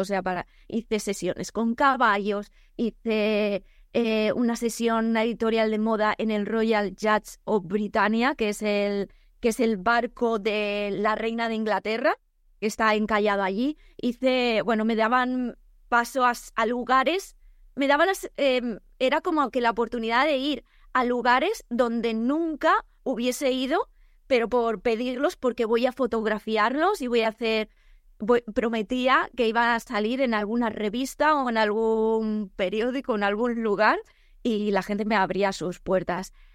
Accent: El Campello, Valencian Community, Spain; yo soy de Alicante, de El Campello

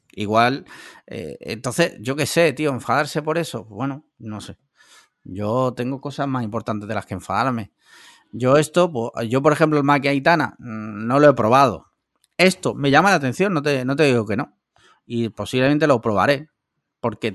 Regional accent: Andalusia, Spain; yo soy andaluz

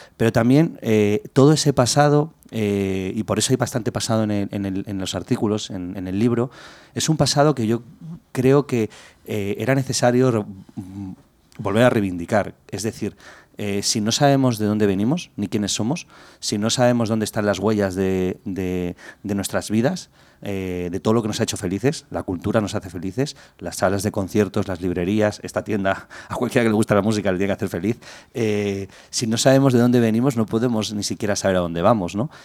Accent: Madrid, Community of Madrid, Spain; born or raised there

